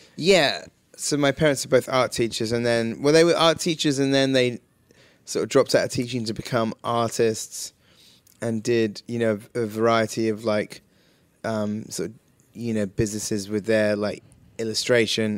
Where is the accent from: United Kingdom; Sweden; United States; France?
United Kingdom; Wells, South West England; where Hot Fuzz is shot is my hometown